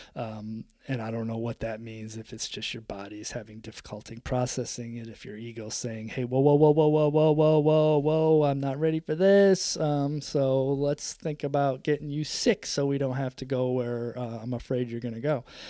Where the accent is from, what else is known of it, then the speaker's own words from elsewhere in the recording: upstate New York, United States; growing up in upstate New York in the seventies, the eighties